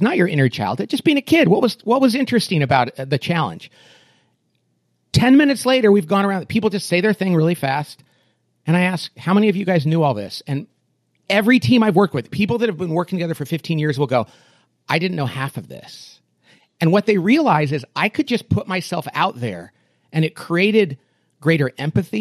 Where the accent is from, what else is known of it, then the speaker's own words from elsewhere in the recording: Bakersfield, California, United States; I grew up in Bakersfield, California, which is a little slice of Oklahoma in the middle of California